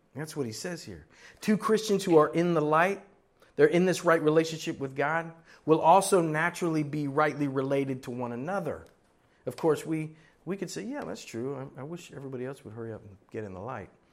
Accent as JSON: {"language": "English", "region": "Florida", "country": "United States", "tie": "born or raised there", "also_born_or_lived": "Miami, Florida", "moved": "yes", "said": "I was born in Miami, Florida, grew up in Florida and several places up and down in Florida"}